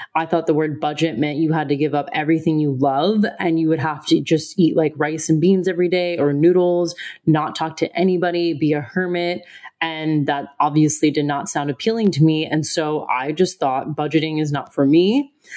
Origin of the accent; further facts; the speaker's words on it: United States; moved away; I'm from America.